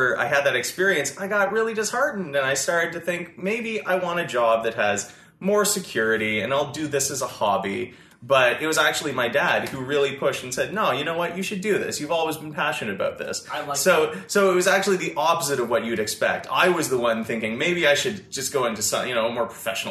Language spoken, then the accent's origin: English; Chelsea, Quebec, Canada; I grew up in Chelsea, Quebec, so just up in Gatineau.